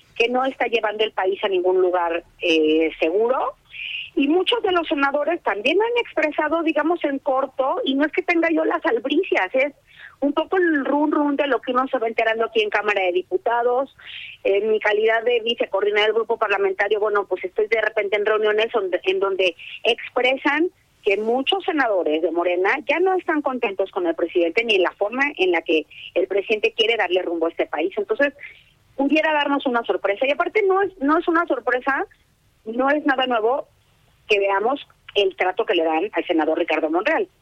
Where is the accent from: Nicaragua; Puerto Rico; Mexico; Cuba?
Mexico